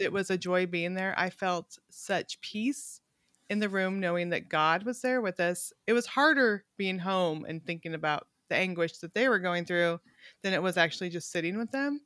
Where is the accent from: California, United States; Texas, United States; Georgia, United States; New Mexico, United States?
California, United States; also born or lived in Montana; now in Little Rock, United States; I grew up in California, which we were very ethnically diverse.